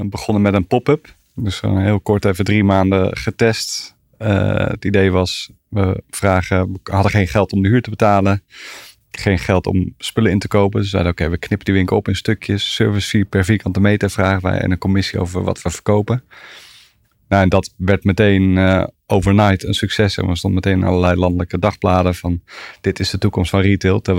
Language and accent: Dutch; The Hague, South Holland, Netherlands; born there; Eh, in Den Haag.